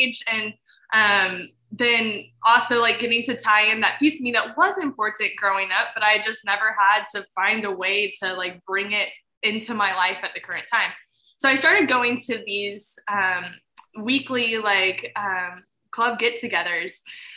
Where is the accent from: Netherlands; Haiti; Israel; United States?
United States; Fredericksburg, Texas; the church that I grew up in Fredericksburg